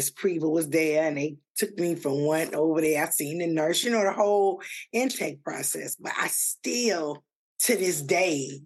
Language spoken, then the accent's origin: English; Virginia, United States; now in Atlanta, United States; I'm from Virginia